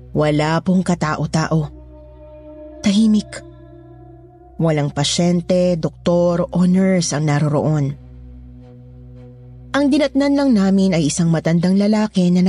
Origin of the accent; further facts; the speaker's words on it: Manila, Metro Manila, Philippines; moved away as an adult; 53 years old na po ako at tubong Maynila. Pero nasa ilang dekada na rin po akong nasa probinsya.